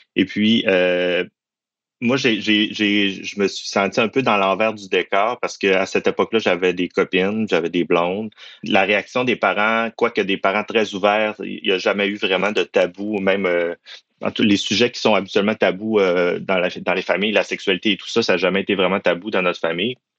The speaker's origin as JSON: {"language": "French", "region": "Quebec", "country": "Canada", "tie": "born or raised there", "said": "je suis originaire du Saguenay-Lac-Saint-Jean"}